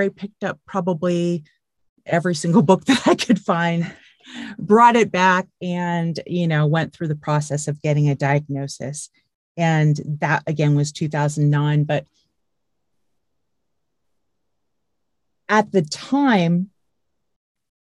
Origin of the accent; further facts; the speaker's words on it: California, United States; I grew up in California. I lived in California